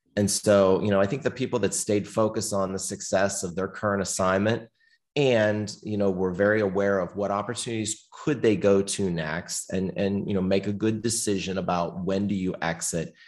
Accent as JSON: {"language": "English", "area": "small town near Pittsburgh", "region": "Pennsylvania", "country": "United States", "tie": "born or raised there", "said": "I was born in the Northeast, the United States, um, little cold town near Pittsburgh, Pennsylvania."}